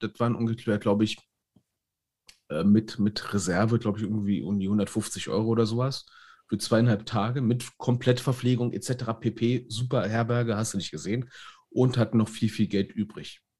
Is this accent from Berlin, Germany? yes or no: yes; Berlin, Germany; Ich als Berliner